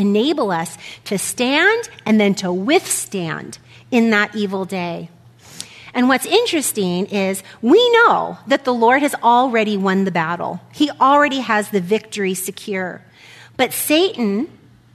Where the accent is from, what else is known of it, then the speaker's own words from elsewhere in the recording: United States; being an American